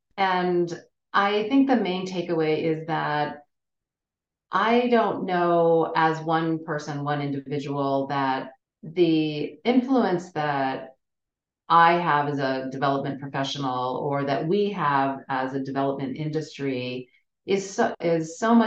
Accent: United States; especially an American woman

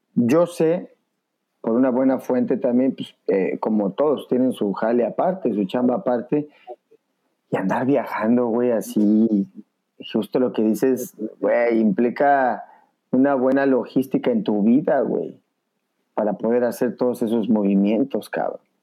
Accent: Mexico; somos mexicanos

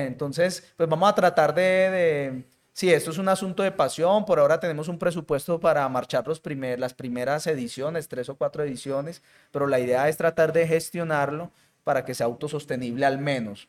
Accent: Colombian Caribbean coast, Caribbean Region, Colombia; now in Medellín, Colombia; yo soy costeño

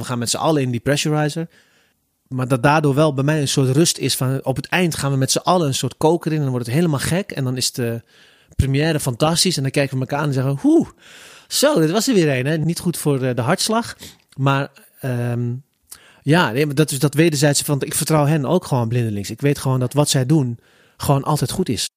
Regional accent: Zutphen, Gelderland, Netherlands; kwam erachter dat ik uit Zutphen kwam

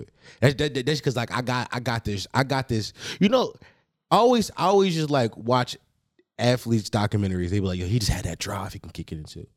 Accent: Philadelphia, Pennsylvania, United States; I'm from Philly

